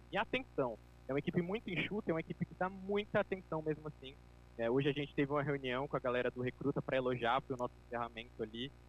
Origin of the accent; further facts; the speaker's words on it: João Pessoa, Paraíba, Brazil; eu sou aqui de João Pessoa, na Paraíba